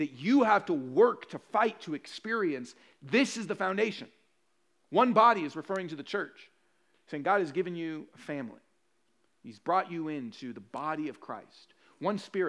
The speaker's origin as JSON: {"language": "English", "country": "Puerto Rico", "said": "I'm Puerto Rican."}